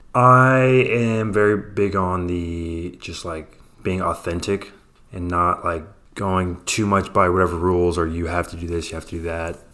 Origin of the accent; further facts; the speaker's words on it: Oakland, California, United States; I grew up in Oakland, which is right across the water.